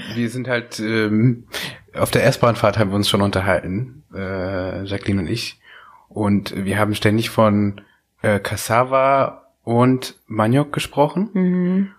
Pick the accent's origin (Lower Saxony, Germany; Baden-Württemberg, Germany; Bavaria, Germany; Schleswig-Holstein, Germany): Lower Saxony, Germany; East Frisia; moved away as an adult; also born or lived in Kigali, Rwanda; in meiner Jugend in Ostfriesland